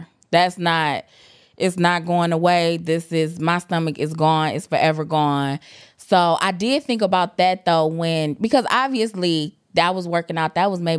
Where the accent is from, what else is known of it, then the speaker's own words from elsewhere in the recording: Jamaica; you know, I'm Jamaican. I got 2-3 jobs.